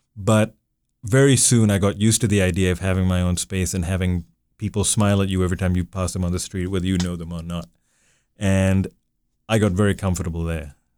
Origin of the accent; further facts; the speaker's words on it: Dubai, United Arab Emirates; the Dubai gri-, that I grew up in really no longer exists